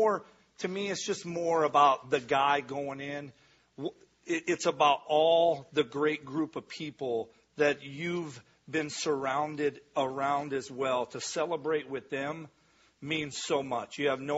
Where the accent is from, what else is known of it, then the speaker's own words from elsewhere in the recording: Midwest, United States; I think growing up in the Midwest and the values and what